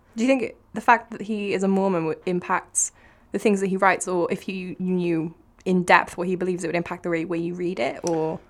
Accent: Cardiff, Wales, United Kingdom; I am from Cardiff, in case my accent didn't give it away

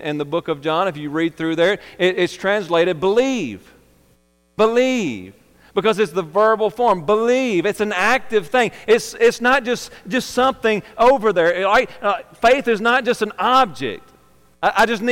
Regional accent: United States; I'm American. I'm not a British.

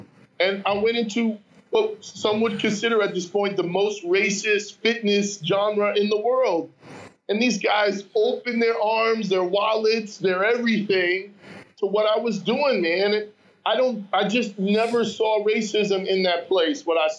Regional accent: New York City, New York, United States; I'm coming from Harlem, and the only thing I got in common with these guys is that we can CrossFit.

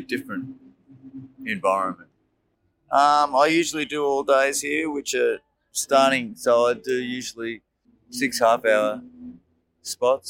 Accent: Melbourne, Victoria, Australia; I'm from Melbourne

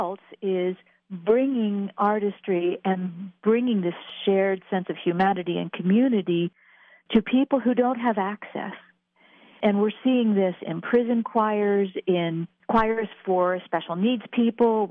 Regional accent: Quakertown, Pennsylvania, United States; I'm from Quakertown originally

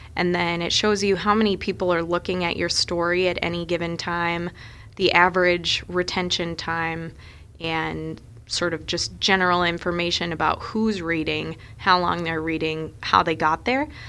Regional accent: Minneapolis, Minnesota, United States; moved away as an adult; also born or lived in Chicago; now in Sioux Falls, United States; growing up in Minneapolis, uh, we had the Star Tribune at our house every day

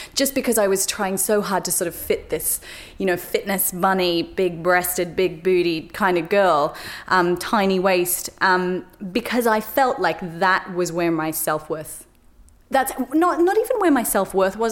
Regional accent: Australia; moved away; my life growing up in Australia

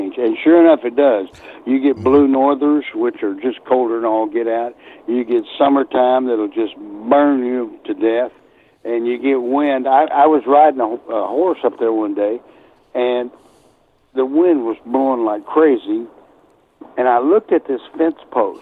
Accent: Amarillo, Texas, United States; also born or lived in Dallas, Texas / San Antonio, Texas; I was born in Dallas, and then raised in Amarillo.

